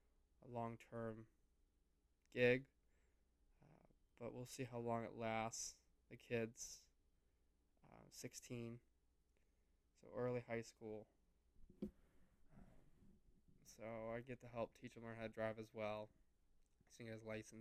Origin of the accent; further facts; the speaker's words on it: Ohio, United States; moved away as an adult; also born or lived in Miami; how I grew up in Ohio